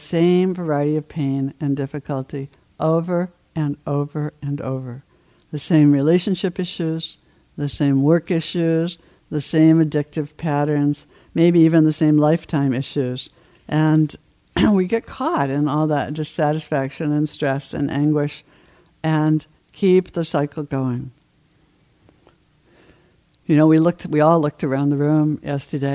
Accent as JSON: {"language": "English", "region": "Maine", "country": "United States", "tie": "born or raised there", "moved": "yes", "said": "I did a lot of my growing up in Maine"}